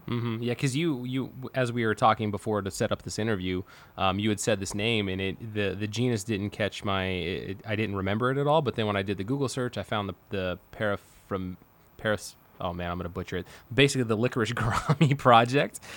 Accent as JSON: {"language": "English", "town": "Manteca", "region": "California", "country": "United States", "tie": "born or raised there", "said": "My hometown, my hometown of Manteca, California"}